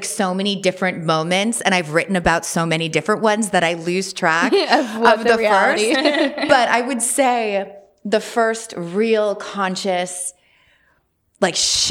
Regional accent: Westport, Connecticut, United States; I grew up in Westport, Connecticut, which is quite conservative, very preppy

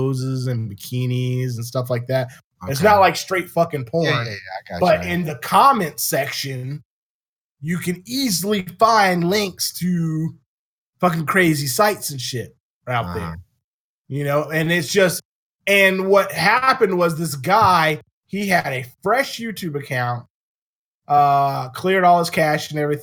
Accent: Virginia, United States; moved away; my home state of Virginia

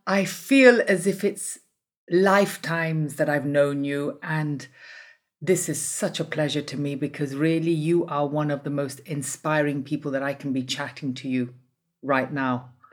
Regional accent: Italy; I'm from Italy

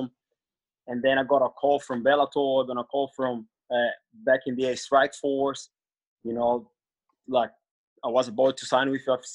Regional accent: Rio de Janeiro, Brazil; English is a second language; moved away as an adult; also born or lived in United States / Byron Bay, Australia; now in Gold Coast, Australia; I'm from Rio, so I've been training at the Novo Neon team for a long time

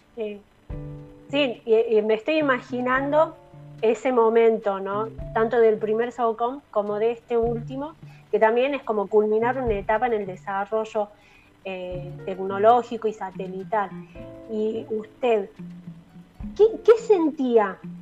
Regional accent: La Rioja, Argentina; como riojanos estamos todos más que orgullosos

